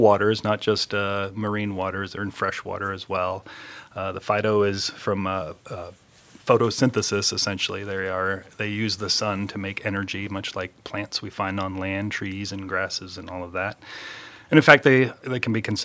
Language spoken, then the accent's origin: English; southeastern Virginia, United States; moved away as an adult; also born or lived in Germany / Mississippi; now in Florida, United States; I was actually born in Germany, oddly enough. We were talking about Germany earlier. My dad was in the Air Force, but I grew up primarily in Virginia, in southeastern Virginia